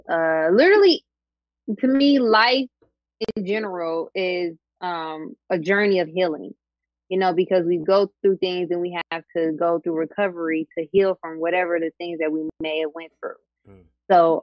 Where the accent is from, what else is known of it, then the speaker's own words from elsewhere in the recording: Dayton, Ohio, United States; I am from Dayton, Ohio.